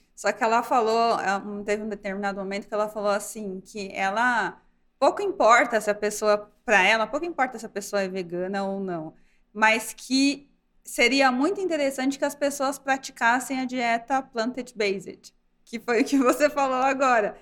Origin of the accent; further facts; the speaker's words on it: Brazil; como brasileira